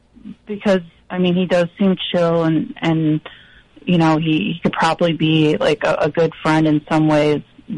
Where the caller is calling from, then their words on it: Massachusetts, United States; Cape Cod.